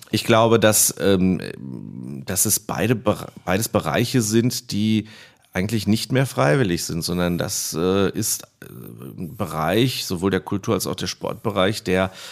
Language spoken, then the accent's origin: German; Iserlohn, North Rhine-Westphalia, Germany; born or raised there; also born or lived in Greece